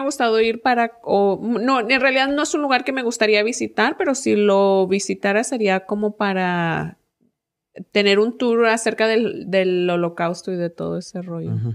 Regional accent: Mexico; now in United States; soy de México

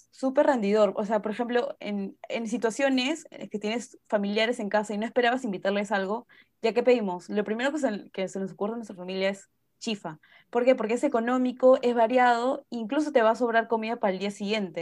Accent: Peru; como peruana

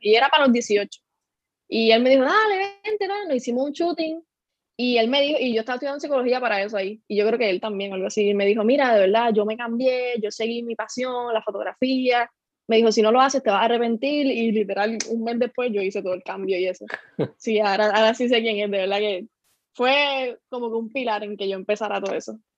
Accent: Lajas, Puerto Rico; soy de Laja, tengo 21 años

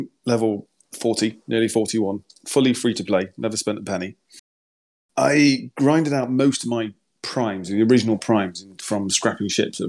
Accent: United Kingdom; I don't really speak German. No, I'm British

